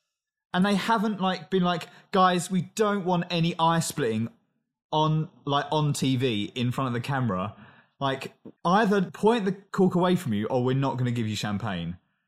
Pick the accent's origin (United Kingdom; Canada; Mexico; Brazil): United Kingdom; London; oh, from London.